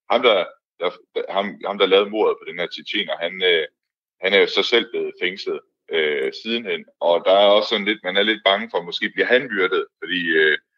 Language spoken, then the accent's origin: Danish; Denmark; som dansker